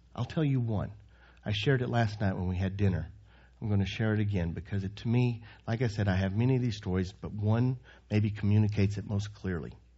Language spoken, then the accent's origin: English; Texas, United States; moved away as an adult; also born or lived in Croatia; growing up in Texas